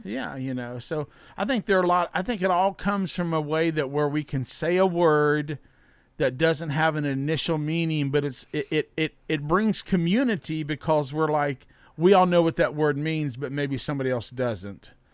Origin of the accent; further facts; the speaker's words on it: Alexandria, Virginia, United States; Kevin, who he and I grew up together out in Alexandria